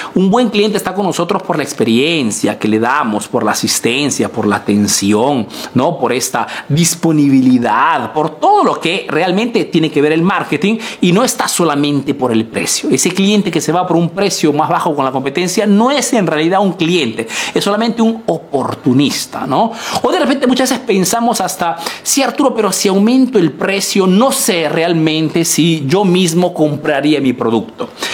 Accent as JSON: {"language": "Spanish", "country": "Peru", "moved": "yes", "lives_now": "Italy"}